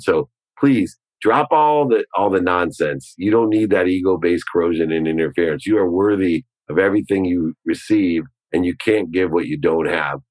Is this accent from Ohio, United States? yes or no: yes; Ohio, United States; a Buckeye like me